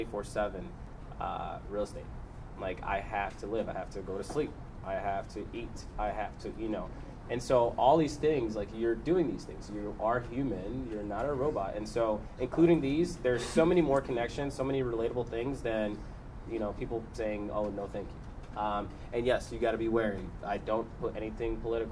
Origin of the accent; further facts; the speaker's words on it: Chicago, Illinois, United States; I'm from Chicago